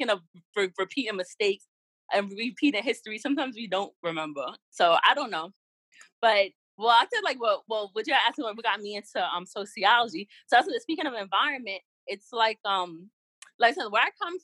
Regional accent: New York City, New York, United States; I'm from the South Bronx

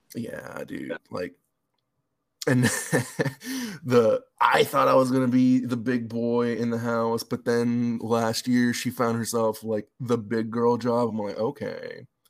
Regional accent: Los Angeles, California, United States; moved away as an adult; also born or lived in San Bernardino; now in Seattle, United States; I grew up in LA, San Bernardino

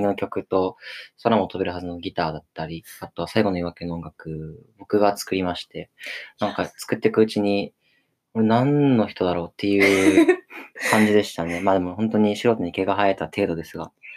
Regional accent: Okinawa, Japan; now in Tokyo, Japan; 僕も沖縄出身で、たまに沖縄に帰る

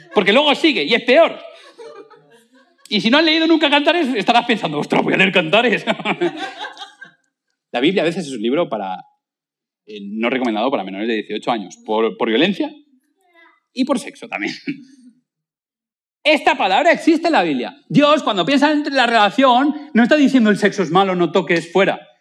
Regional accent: Spain; nosotros, pues como buenos españoles, pues no damos propina.

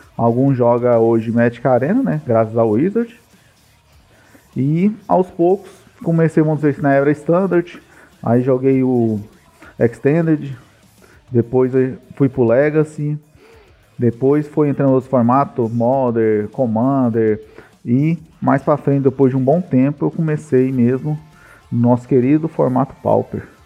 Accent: Goiânia, Goiás, Brazil; Eu sou de Goiânia aqui, famoso comedor de piquis

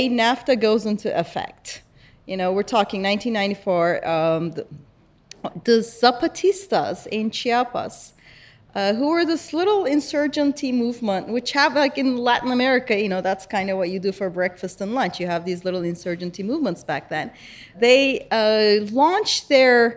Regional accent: Istanbul, Turkey; So I grew up in Istanbul, right? And I grew up in Turkey

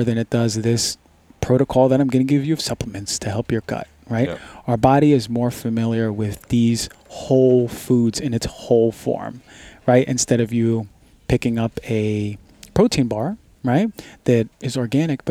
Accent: New York City, New York, United States; I grew up in Queens, New York

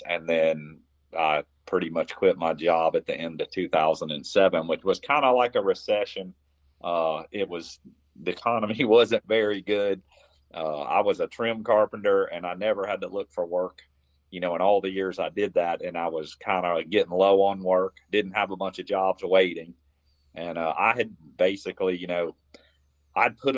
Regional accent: Florida, United States; here in my home state of Florida

